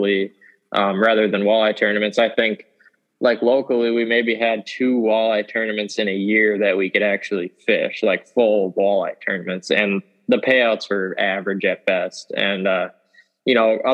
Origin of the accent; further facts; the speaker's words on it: Stevens Point, Wisconsin, United States; I'm from Stevens Point, Wisconsin. I've lived here all my life. This is where I grew up, learned how to fish.